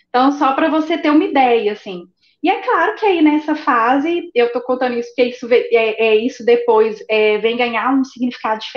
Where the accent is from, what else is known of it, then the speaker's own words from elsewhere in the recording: Belo Horizonte, Minas Gerais, Brazil; Sou de, de Minas, Minas, é